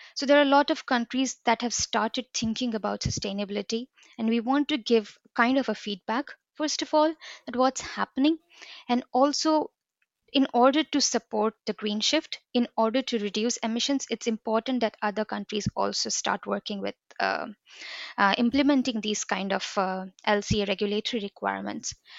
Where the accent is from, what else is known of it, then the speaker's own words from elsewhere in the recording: India; now in Bergen, Norway; I'm from India